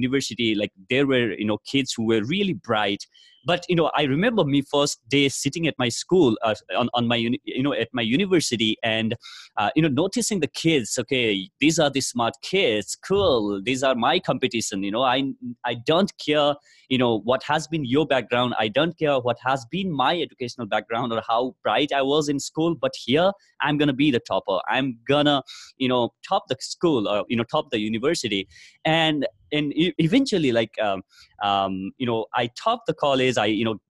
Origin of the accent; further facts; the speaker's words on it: Nepal; moved away as an adult; now in India; I come from Nepal